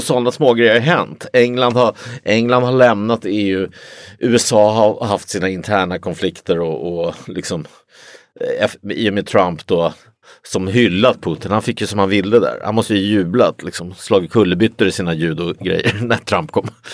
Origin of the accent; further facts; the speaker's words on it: Sweden; jag är svensk